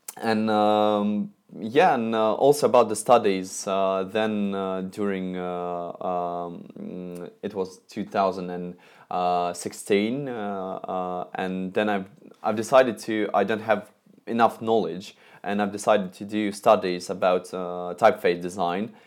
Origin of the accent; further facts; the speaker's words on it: Moscow, Russia; I'm from Moscow, Russia